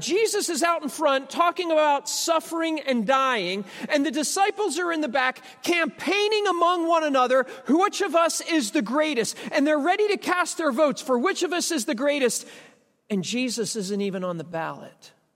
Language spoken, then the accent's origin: English; United States; I'm an American